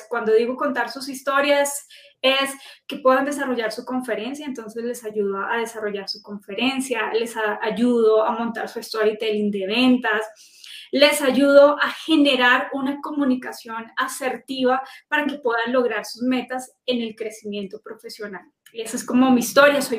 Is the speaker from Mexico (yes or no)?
no; Manizales, Caldas, Colombia; moved away as an adult; now in Bogotá, Colombia; Yo soy de la región cafetera de Colombia, de Manizales. Ahí viví hasta los 21 años, me gradué de la Universidad Nacional, fui a, colegio público, a universidad pública y luego vengo a, Bogotá a estudia